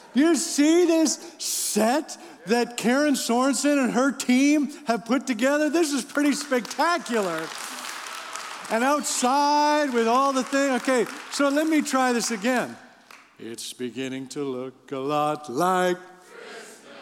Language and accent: English; Canada; I'm from Canada